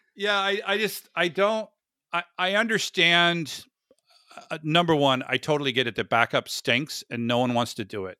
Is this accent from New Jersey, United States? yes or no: no; Florida, United States; I grew up in Florida